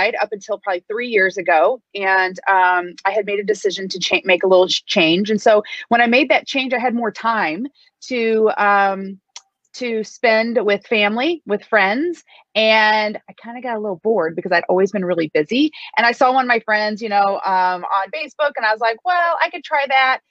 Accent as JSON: {"language": "English", "region": "Midwest", "country": "United States", "said": "a ordinary girl from the Midwest"}